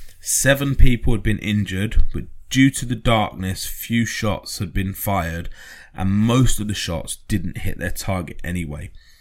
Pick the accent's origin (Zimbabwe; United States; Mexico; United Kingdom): United Kingdom; we were grateful as British